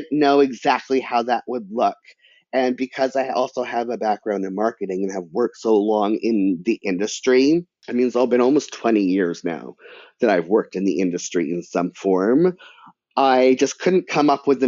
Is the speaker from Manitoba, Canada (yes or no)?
no; British Columbia, Canada; I'm Canadian. And in the education system in British Columbia, creative writing is mandatory from like grade 4 to grade 12